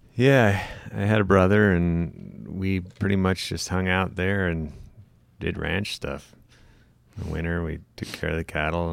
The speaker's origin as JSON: {"language": "English", "region": "Montana", "country": "United States", "tie": "born or raised there", "also_born_or_lived": "Missoula", "moved": "yes", "said": "born and raised in Montana."}